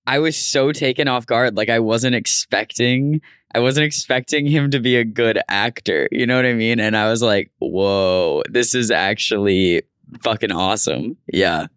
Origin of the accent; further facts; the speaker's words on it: Tucson, Arizona, United States; moved away; in Tucson, my hometown.